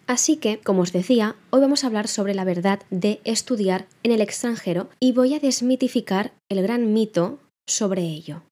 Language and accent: Spanish; Spain; also born or lived in London; hablo de ser español porque es lo que soy yo